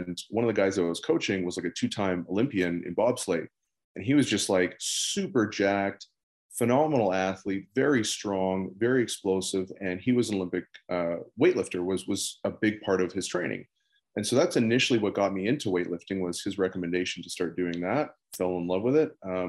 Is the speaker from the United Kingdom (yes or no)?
no; Netherlands; born there; I was born in the Netherlands, but long story, that's actually not even my real name.